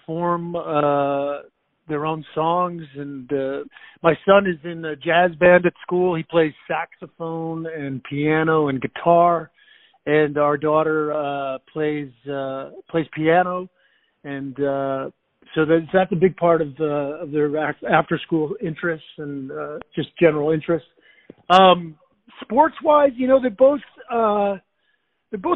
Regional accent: McFarland, Wisconsin, United States; also born or lived in Madison, Wisconsin; I was born in Madison, Wisconsin, grew up just outside of Madison in a town called McFarland

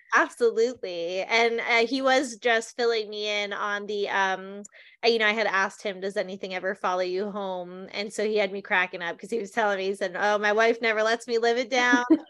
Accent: New Jersey, United States; I grew up in New Jersey

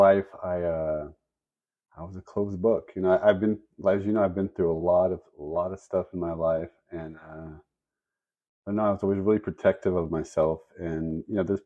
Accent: Central California, United States; we grew up in Central California

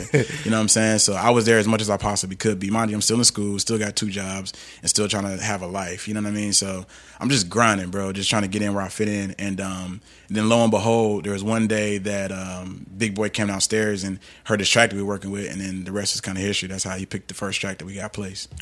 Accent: Atlanta, Georgia, United States; also born or lived in Los Angeles; I grew up in Atlanta

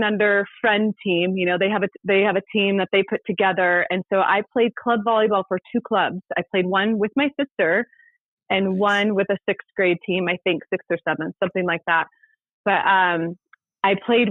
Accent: Ventura, California, United States; my sister made the high school volleyball team in my hometown of Ventura

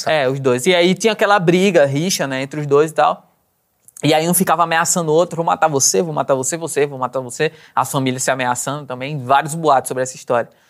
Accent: Maceió, Alagoas, Brazil; accent: Maceió; also born or lived in Garanhuns, Pernambuco; eu nasci numa cidade de Pernambuco, chama Garanhuns. Mas vivi minha vida inteira em Maceió.

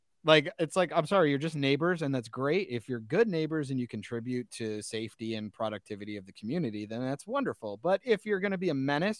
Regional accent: Iowa, United States; But I'm from Iowa, so it's fine. We're used to it.

